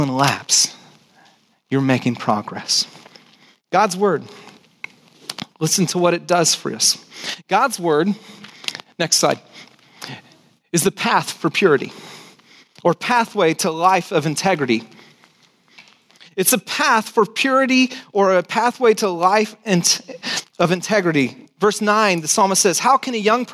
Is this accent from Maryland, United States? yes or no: no; Santa Cruz, California, United States; I grew up in Santa Cruz